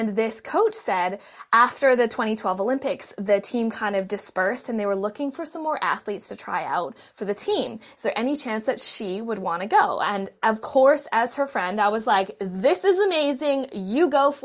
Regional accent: Vancouver, British Columbia, Canada; I was born in Vancouver, Canada

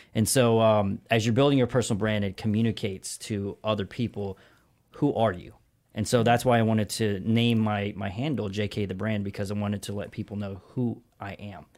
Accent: Augusta, Georgia, United States; moved away as an adult; also born or lived in Brooklyn, New York / Los Angeles, California / La Jolla, California; I'm from a town called Augusta, Georgia

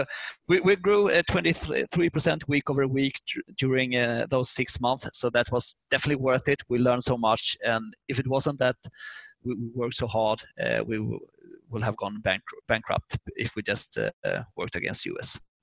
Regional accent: Sweden; English is a second language; moved away as an adult; now in United States; we are from Sweden. We just learned English in schools. So when we moved over, starting to talk English

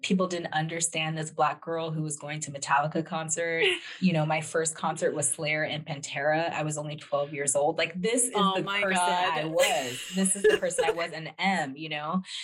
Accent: Los Angeles, California, United States; growing up in Los Angeles

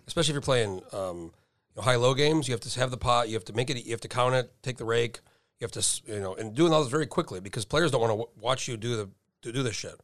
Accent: New Mexico, United States; I grew up in New Mexico

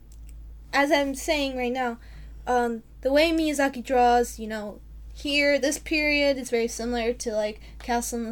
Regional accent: Illinois, United States; we're from Illinois and our parents are from Illinois

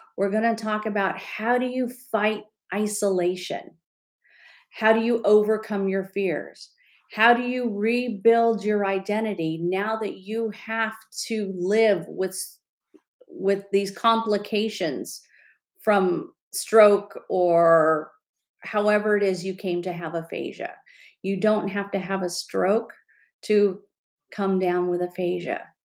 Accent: California, United States; I'm from California

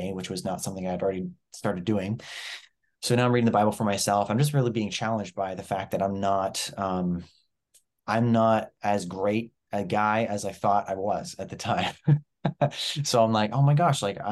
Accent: New Brunswick, Canada; also born or lived in Ontario; I was born in Ontario, moved to New Brunswick when I was 8 years old.

